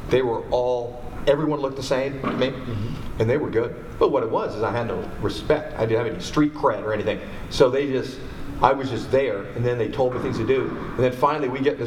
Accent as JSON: {"language": "English", "town": "Merced", "region": "California", "country": "United States", "tie": "born or raised there", "also_born_or_lived": "Los Angeles / Redondo Beach / Fresno", "moved": "as an adult", "said": "I grew up in Merced, which is north of Fresno"}